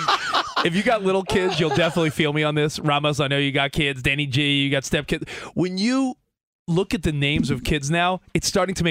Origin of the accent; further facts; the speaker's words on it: Long Island, New York, United States; growing up on Long Island